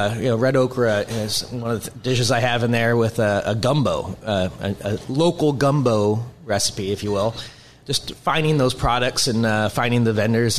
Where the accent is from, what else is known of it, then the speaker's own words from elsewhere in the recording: Federal Way, Washington, United States; also born or lived in Seattle; my background, I'm from Seattle. Grew up in Federal Way.